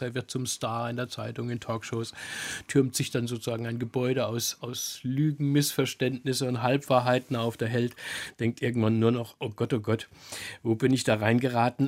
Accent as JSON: {"language": "German", "country": "Germany", "said": "als Wessi wie ich"}